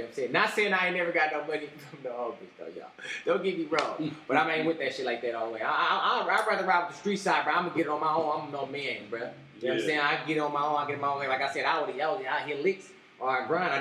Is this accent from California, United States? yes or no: yes; Oakland, California, United States; I'm from Oakland